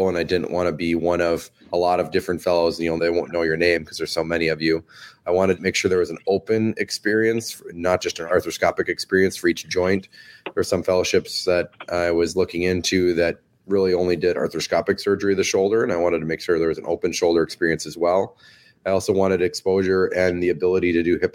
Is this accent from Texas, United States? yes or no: no; Minnesota, United States; moved away as an adult; also born or lived in Iowa; now in San Francisco, United States; I was born in Iowa and then raised in Minnesota from kindergarten through the end of residency